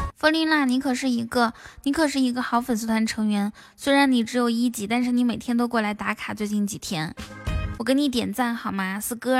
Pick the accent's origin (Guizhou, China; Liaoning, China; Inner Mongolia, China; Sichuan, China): Inner Mongolia, China; also born or lived in Shanghai; 我是内蒙古人